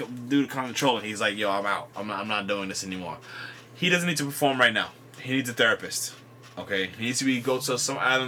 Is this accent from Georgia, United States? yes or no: no; New York, United States; I don't have an accent. I'm from New York